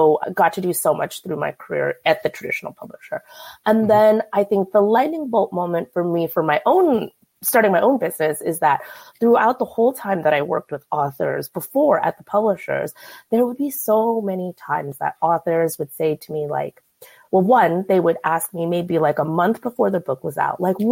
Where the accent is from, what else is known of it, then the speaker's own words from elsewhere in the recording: Bay Area, California, United States; I grew up in the Bay Area